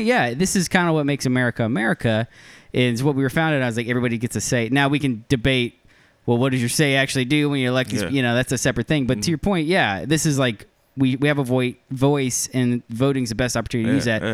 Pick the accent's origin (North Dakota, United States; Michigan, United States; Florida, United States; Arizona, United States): Florida, United States; Ocala; I grew up in Ocala, Florida.